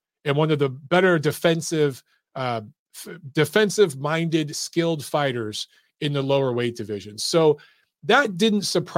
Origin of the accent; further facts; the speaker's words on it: Detroit, Michigan, United States; growing up in Detroit, Warren is a little section just outside of Detroit